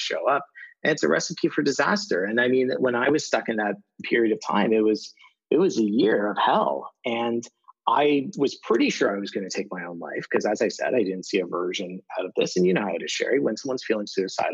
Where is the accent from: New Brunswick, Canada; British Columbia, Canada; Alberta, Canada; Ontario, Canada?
Ontario, Canada; Toronto; TED Toronto, like 1,200 people in my hometown